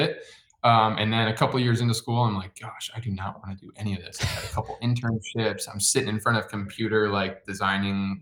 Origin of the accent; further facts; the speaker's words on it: Chicago, Illinois, United States; moved away as an adult; also born or lived in Michigan; now in Seattle, United States; I grew up in the suburbs of Chicago, went to school in Michigan